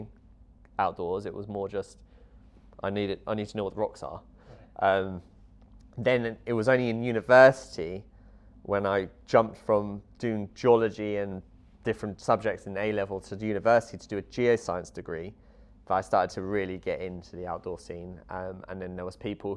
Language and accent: English; Luton, East of England, United Kingdom; I was brought up in Luton, a bit of an urban area